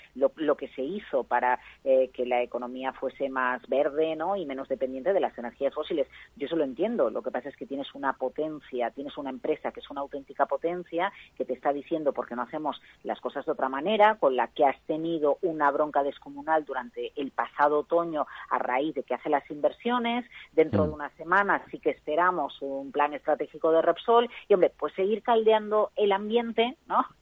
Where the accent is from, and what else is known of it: Galicia, Spain; moved away